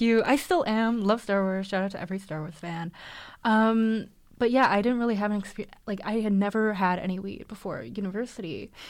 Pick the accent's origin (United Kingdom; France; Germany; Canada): Canada; Vancouver, British Columbia; I've grown up in Vancouver, lived here my whole life